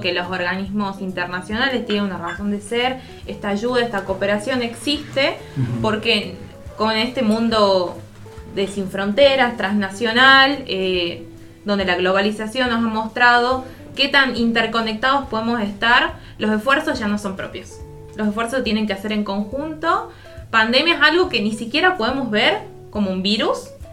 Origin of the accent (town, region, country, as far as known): Argentina